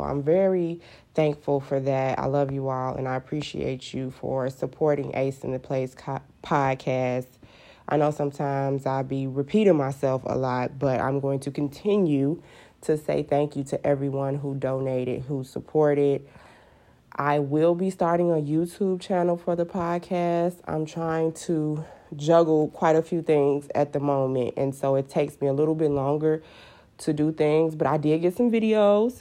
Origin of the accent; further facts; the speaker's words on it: Chicago, Illinois, United States; I'm actually a South Sider. I was born and raised on the South Side.